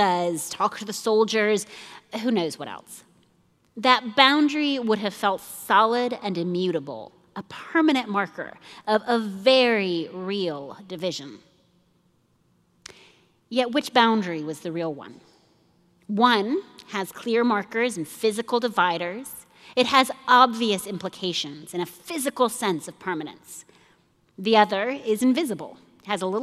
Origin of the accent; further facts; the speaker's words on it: Nairobi, Kenya; I grew up in Nairobi, Kenya.